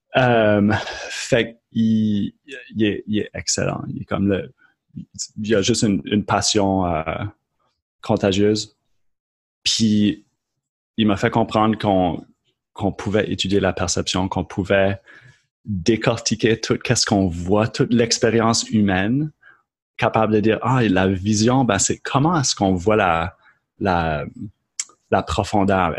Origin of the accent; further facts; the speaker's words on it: Moncton, New Brunswick, Canada; accent: Acadian; moved away as an adult; also born or lived in Lennoxville, Quebec; je suis originaire de Moncton au Nouveau-Brunswick